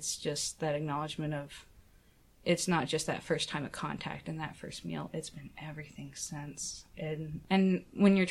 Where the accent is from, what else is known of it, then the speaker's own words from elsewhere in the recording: Shawnee, Oklahoma, United States; I grew up in Oklahoma. I grew up in, like, this little town called Shawnee, Oklahoma